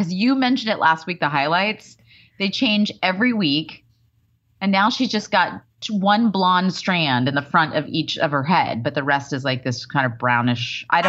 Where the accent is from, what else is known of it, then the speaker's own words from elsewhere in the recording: Waco, Texas, United States; we went to Waco, which is my hometown, right?